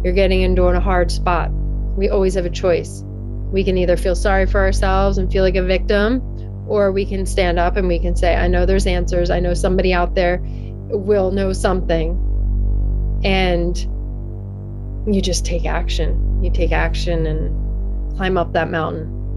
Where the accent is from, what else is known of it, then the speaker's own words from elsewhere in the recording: Downingtown, Pennsylvania, United States; I grew up in Downingtown, Pennsylvania. It's in southeastern Pennsylvania, about Uh, probably like forty minutes outside of Philadelphia